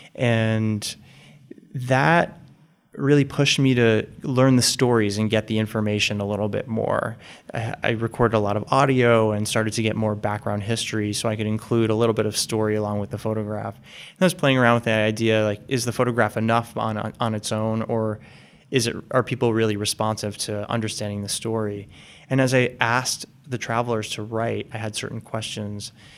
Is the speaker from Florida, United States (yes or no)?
no; West Caldwell, New Jersey, United States; now in Boston, United States; I grew up right outside of New York City in the suburbs of New Jersey